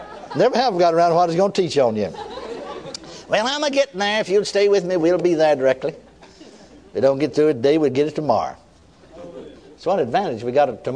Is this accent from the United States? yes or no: yes; McKinney, Texas, United States; my hometown, McKinney, Texas